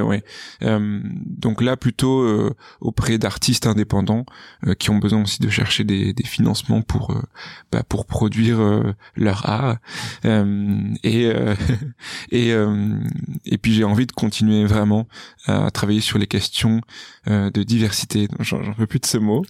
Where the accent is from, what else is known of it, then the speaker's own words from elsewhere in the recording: Bordeaux, Nouvelle-Aquitaine, France; moved away; also born or lived in Paris; je suis originaire de Bordeaux, où je suis né, où j'ai grandi, où j'ai fait une grande partie de ma scolarité